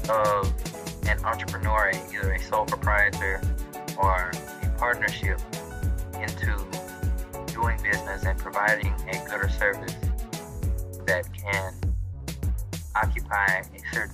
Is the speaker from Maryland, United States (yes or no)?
yes; Baltimore, Maryland, United States; moved away as an adult; also born or lived in Ruston, Louisiana; I was born and raised in Baltimore, Maryland, and when I was about 18 years old, I moved down to Ruston, Louisiana